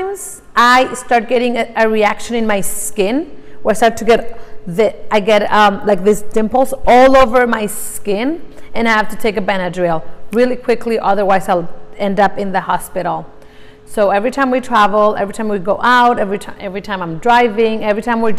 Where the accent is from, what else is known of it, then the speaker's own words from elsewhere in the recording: Mexico; English is a second language; moved away as an adult; I'm Mexican. I was born in Mexico, born and raised. I lived there all my life up until about 5 years ago